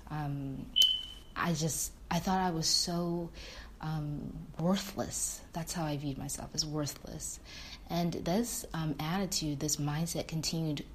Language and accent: English; Michigan, United States; I am from the beautiful state of Michigan